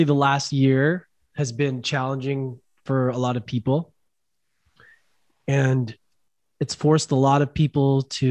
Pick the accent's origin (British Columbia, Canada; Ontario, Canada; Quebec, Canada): British Columbia, Canada; Vancouver; moved away as an adult; now in Costa Rica; I'm from Vancouver, Canada.